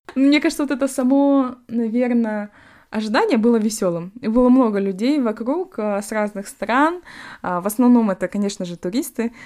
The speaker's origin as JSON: {"language": "Russian", "town": "Temirtau", "region": "Karaganda Region", "country": "Kazakhstan", "tie": "born or raised there", "moved": "yes", "lives_now": "London, United Kingdom", "said": "с Тимиртау, э, город вот откуда я родом"}